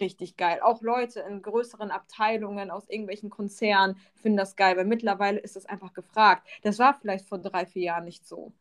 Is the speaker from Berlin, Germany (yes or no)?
no; Bochum, North Rhine-Westphalia, Germany; now in Allgäu, Germany; ich bin ursprünglich aus dem Ruhrpott, aus Bochum wohne jetzt im schönen Allgäu